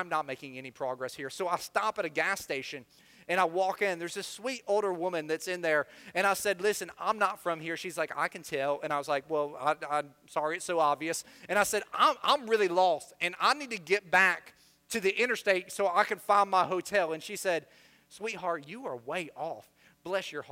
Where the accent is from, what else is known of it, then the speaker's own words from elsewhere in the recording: Florida, United States; also born or lived in Midwest; I spent most of my time in the South, specifically on the other coast of Florida